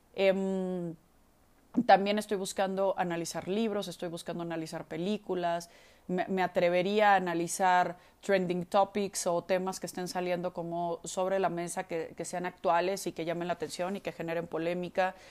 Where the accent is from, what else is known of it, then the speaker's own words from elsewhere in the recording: Mexico; soy mexicana